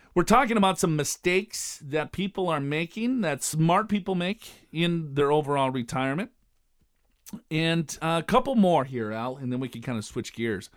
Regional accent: Minnesota, United States; moved away; I'm from Minnesota

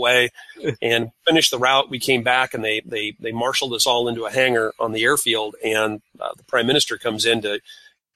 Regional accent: California, United States; moved away; I grew up in California

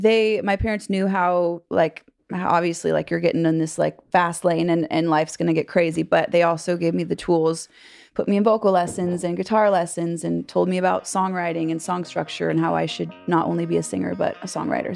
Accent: California, United States; moved away as an adult; now in Nashville, United States; I grew up in California

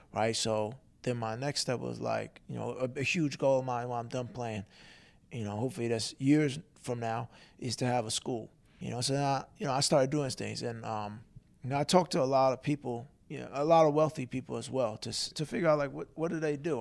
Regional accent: Long Island, New York, United States; now in Philadelphia, United States; growing up in Long Island

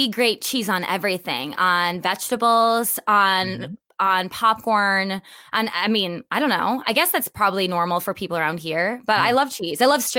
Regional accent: Wisconsin, United States; accent: Wisconsin; It's okay for me to neutralize my Wisconsin accent because mine used to be very, very strong.

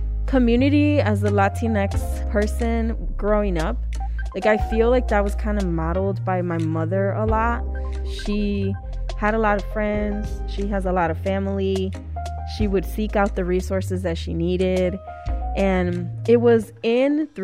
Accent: Chicago, Illinois, United States; Born and raised in Chicago

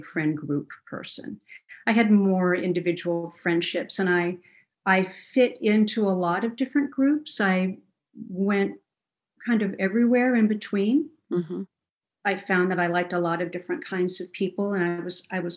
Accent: Kalamazoo, Michigan, United States; I was born in Kalamazoo, Michigan

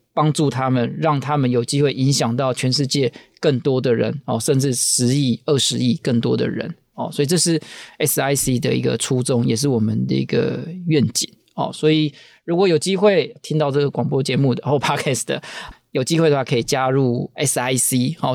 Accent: Taiwan; 我们台湾人

